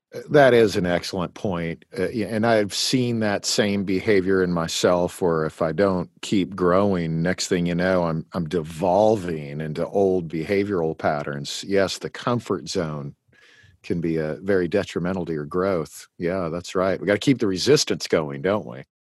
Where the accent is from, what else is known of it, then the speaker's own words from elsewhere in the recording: Eastern Washington, United States; I was born in in Washington State and lived in Eastern Washington